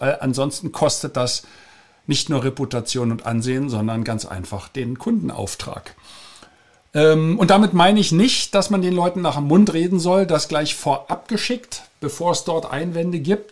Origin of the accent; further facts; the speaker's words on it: Germany; wir Deutsche